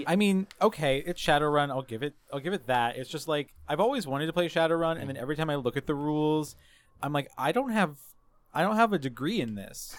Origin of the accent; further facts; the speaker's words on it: the South, United States; growing up in the South as well, like, for my, my, like, teenage years